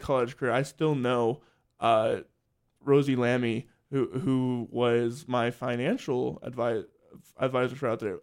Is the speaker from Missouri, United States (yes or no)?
no; Salisbury, Maryland, United States; moved away as an adult; also born or lived in Lancaster, Pennsylvania; I'm from Salisbury, Maryland.